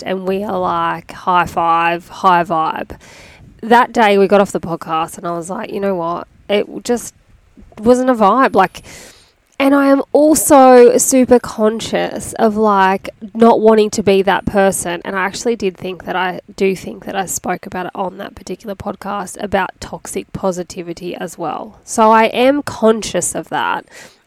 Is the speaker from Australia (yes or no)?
yes; Sydney, New South Wales, Australia; moved away; also born or lived in Gold Coast, Queensland; we're actually originally from Sydney, like Western Sydney, Hawkesbury area.